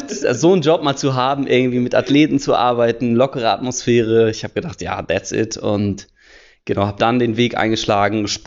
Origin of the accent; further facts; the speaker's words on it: Hamburg, Germany; born there; 27 Jahre alt, geboren in Hamburg